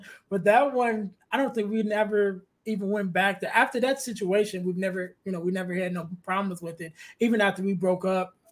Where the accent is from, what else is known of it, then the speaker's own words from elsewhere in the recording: Chicago, Illinois, United States; I'm from the Chicagoland area, but we were staying in the suburbs at that time